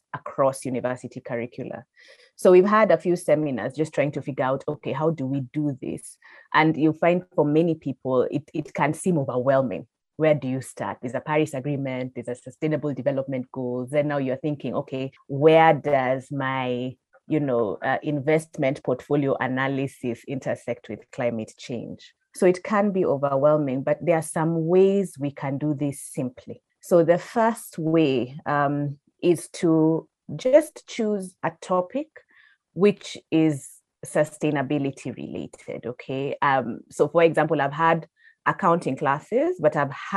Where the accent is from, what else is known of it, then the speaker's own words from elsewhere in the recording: Nairobi, Kenya; I'm born and raised in Nairobi